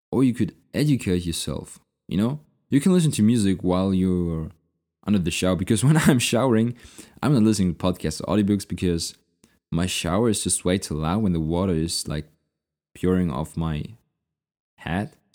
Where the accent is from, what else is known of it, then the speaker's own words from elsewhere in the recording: Munich, Bavaria, Germany; You know, if I'm going to city, which is my hometown, I want to eat the local food, especially in Munich in Bavaria.